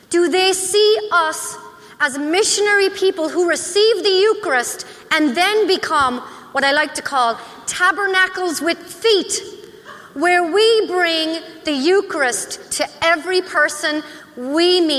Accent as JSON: {"language": "English", "region": "Lake Michigan", "country": "United States", "tie": "born or raised there", "said": "my hometown on the shores of Lake Michigan"}